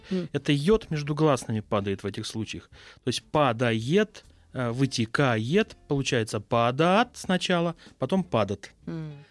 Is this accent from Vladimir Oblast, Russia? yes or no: yes; Gus-Khrustalny, Vladimir Oblast, Russia; moved away as an adult; now in Moscow, Russia; Я да, родился в Гусе Хрустальном Владимирской области.